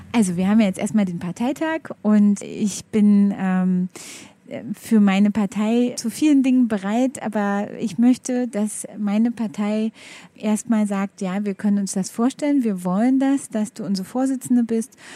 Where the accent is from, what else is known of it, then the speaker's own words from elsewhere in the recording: Berlin, Germany; ich bin Berlinerin